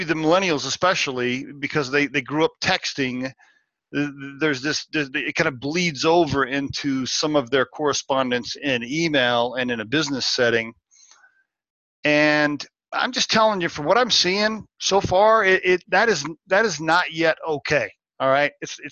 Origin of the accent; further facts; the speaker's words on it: Oklahoma, United States; growing up in Oklahoma and getting a so-so education